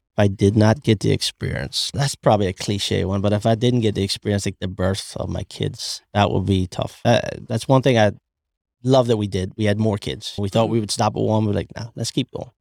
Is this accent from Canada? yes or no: no; Ireland; accent: Irish; moved away; we're both from Ireland